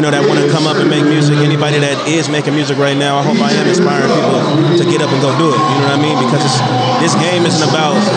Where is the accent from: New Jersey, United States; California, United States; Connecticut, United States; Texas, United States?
California, United States; Sacramento; I was born and raised in Sacramento, California